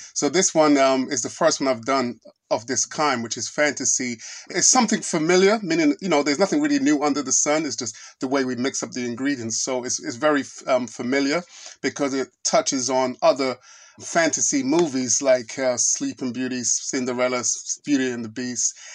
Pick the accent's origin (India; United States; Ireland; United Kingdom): United Kingdom; London; I'm Nigerian. My family's Nigerian, my parents. I was born in, um, I was born and raised in London